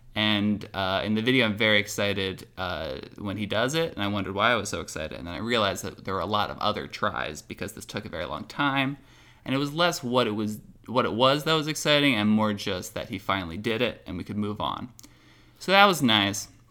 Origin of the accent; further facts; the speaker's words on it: Moorestown, New Jersey, United States; moved away; I am recording from Moorestown, New Jersey